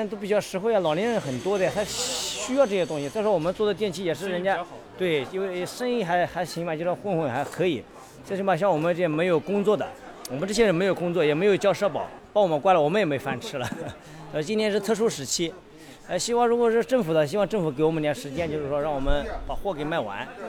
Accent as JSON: {"language": "Chinese", "region": "Shanghai", "country": "China", "tie": "born or raised there", "said": "我一九八一九八四年就在上海的，从小在上海出生，也属于半个上海人，我外婆外姨妈全是上海人。"}